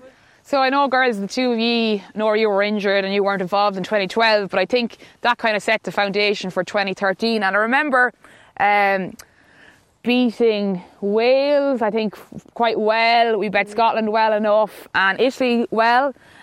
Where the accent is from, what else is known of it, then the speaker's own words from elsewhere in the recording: Leinster, Ireland; I'm from Laois